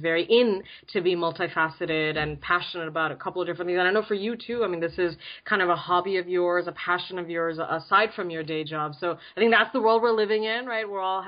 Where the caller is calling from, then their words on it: San Francisco Bay Area, California, United States; So I'm calling from the San Francisco Bay Area. Very excited. West Coast.